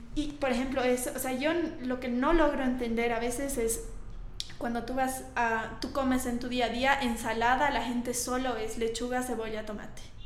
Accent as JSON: {"language": "Spanish", "country": "Bolivia", "moved": "as an adult", "said": "ahora he vuelto a Bolivia. Bueno, ya he vuelto hace dos años y medio"}